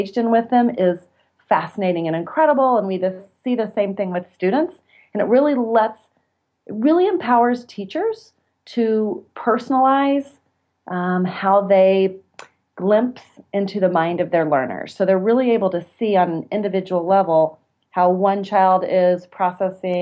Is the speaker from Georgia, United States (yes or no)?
no; Kansas, United States; also born or lived in Texas; I returned to my home state of Kansas